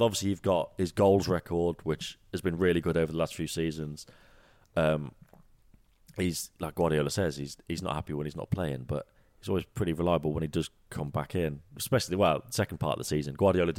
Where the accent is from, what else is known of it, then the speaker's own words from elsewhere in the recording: England, United Kingdom; obviously I don't get it because I'm from England, I still live in England